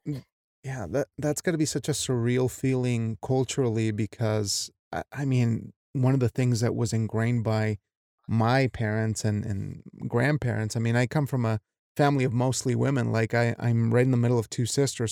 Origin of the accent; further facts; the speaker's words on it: Mexico; as a Mexican